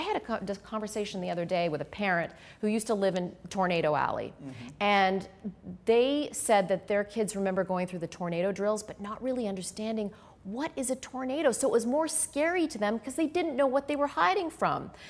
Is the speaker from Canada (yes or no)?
yes; Canada; moved away; I grew up in Canada where we had a lot of winter storms